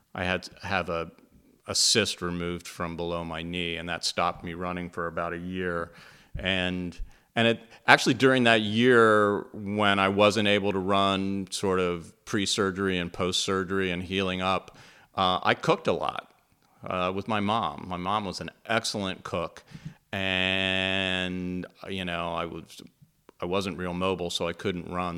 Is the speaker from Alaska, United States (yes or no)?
no; Pittsburgh, Pennsylvania, United States; I grew up in Pittsburgh, Pennsylvania